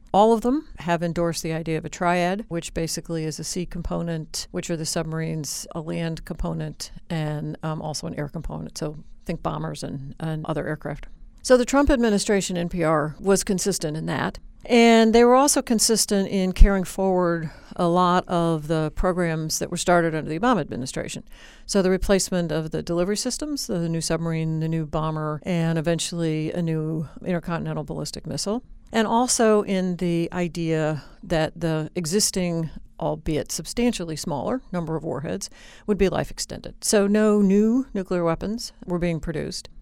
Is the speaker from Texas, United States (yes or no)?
no; Indianapolis, Indiana, United States; moved away; I grew up in Indianapolis, Indiana